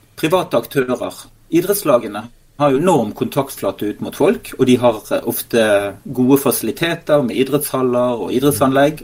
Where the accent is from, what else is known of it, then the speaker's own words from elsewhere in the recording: Western Norway, Norway; som vestlending